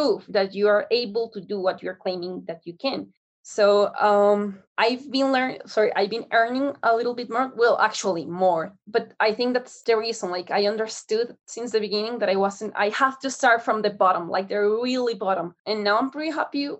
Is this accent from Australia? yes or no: no; Colombia; I'm from Colombia.